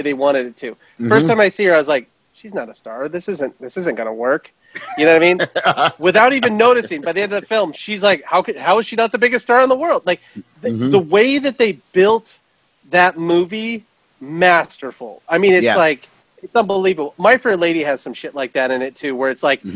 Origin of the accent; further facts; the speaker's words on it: Seattle, Washington, United States; we both spent most of our lives growing up in Seattle